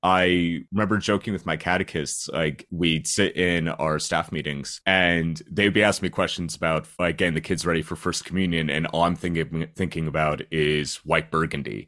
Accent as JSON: {"language": "English", "area": "Schuylkill County", "region": "Pennsylvania", "country": "United States", "tie": "born or raised there", "moved": "as an adult", "lives_now": "London, United Kingdom", "said": "I came from Schuylkill County, very, very small town, like, big coal mining area."}